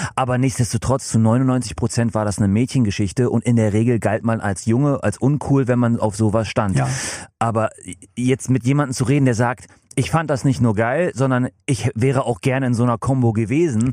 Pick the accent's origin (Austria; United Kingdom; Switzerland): United Kingdom; England; now in Germany; in meiner Heimat in England